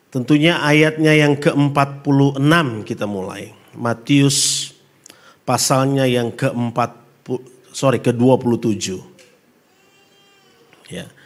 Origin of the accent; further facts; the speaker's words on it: North Sulawesi, Indonesia; Saya asli dari Solo, Sulawesi Utara. Ya, Sulawesi Utara, istri saya dari NTT, Pulau Rote lebih tepatnya.